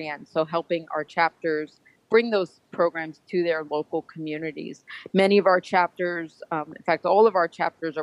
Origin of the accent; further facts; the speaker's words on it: Northeast, United States; moved away; also born or lived in Georgia; I grew up in the Northeast